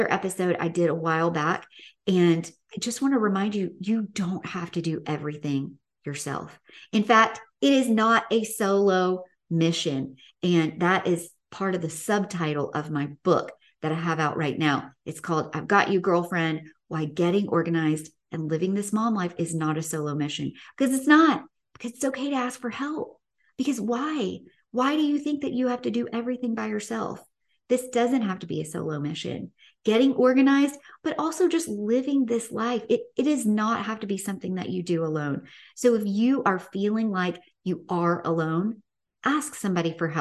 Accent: the South, United States; growing up in the South.

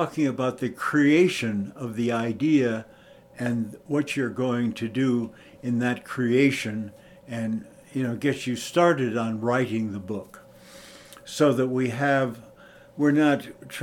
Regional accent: California, United States; moved away as an adult; also born or lived in Los Angeles / Cincinnati, Ohio / Chicago / New Mexico; I grew up on the California beach, so I know where everything is

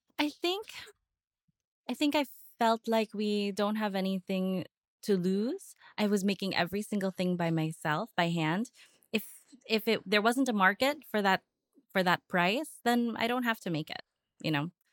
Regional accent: United States; moved away as an adult; now in Philippines; I was born and raised in the States, I only came here for holidays, for Christmas and for summers

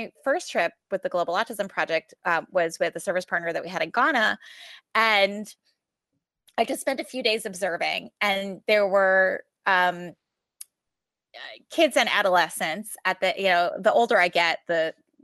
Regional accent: New York, United States; I'm from New York

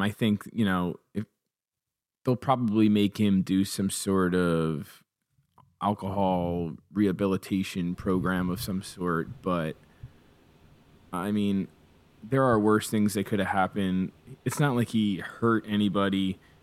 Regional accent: Toms River, New Jersey, United States; I grew up in Thomas River

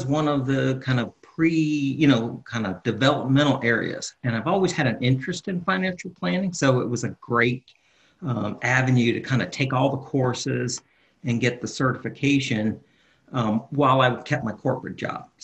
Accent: Winter Park, Florida, United States; moved away; also born or lived in Charlotte; I'm from Winter Park originally

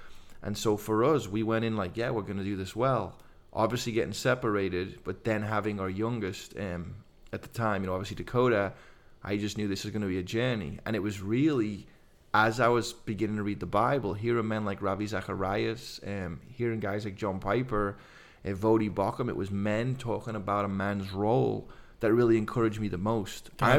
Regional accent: England, United Kingdom; So coming to faith as a guy from England, growing up on the …, …, music

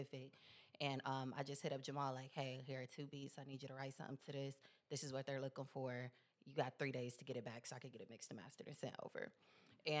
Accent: Columbus, Ohio, United States; now in Atlanta, United States; Columbus, Ohio, 614.

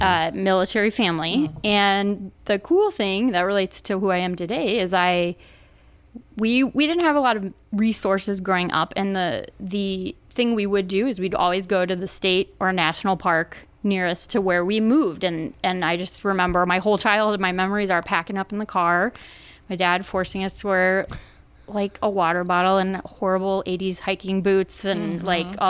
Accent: Allentown, Pennsylvania, United States; I'm originally from Pennsylvania.

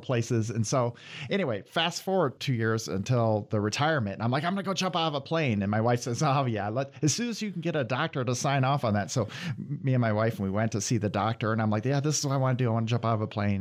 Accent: Iowa, United States; moved away as an adult; now in Michigan, United States; I'm from Iowa originally, and I went to school at Iowa State

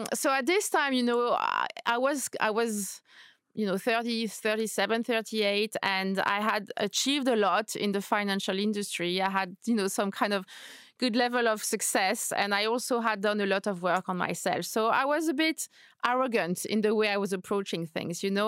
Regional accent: Paris, Île-de-France, France; moved away as an adult; also born or lived in New York / Madrid; now in London, United Kingdom; So I am French. I was born and raised in Paris

